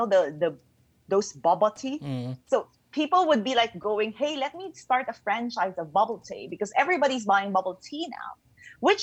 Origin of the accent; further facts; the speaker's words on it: Philippines; I'm originally from the Philippines